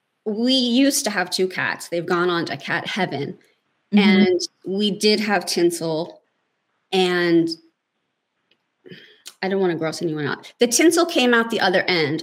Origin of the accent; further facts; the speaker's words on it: Baltimore, Maryland, United States; I grew up in Baltimore, where everything's about seafood.